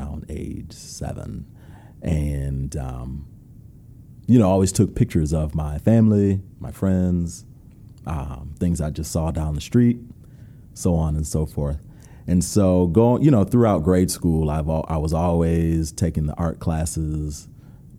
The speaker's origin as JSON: {"language": "English", "town": "Rochester", "region": "New York", "country": "United States", "tie": "born or raised there", "also_born_or_lived": "North Carolina", "moved": "as an adult", "said": "So I grew up in Rochester, New York. Never moved, all of my family's still there."}